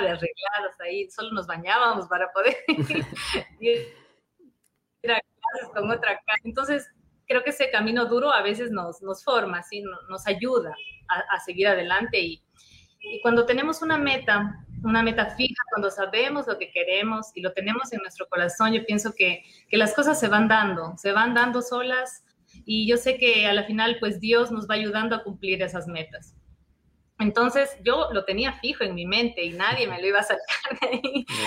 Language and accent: Spanish; Ecuador; moved away as an adult; also born or lived in Madrid, Spain; no éramos muy bien vistos como, como ecuatorianos